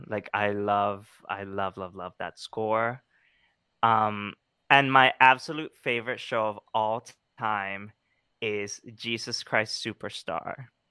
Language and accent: English; Colombia; moved away; growing up in Colombia, I was always, like, you know, taking things out of the trash